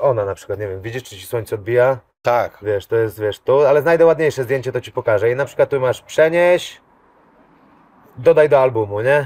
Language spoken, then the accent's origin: Polish; Kudowa-Zdrój, Lower Silesian Voivodeship, Poland; ja pochodzę z Kudowy, z Drój, e, pod czeską granicą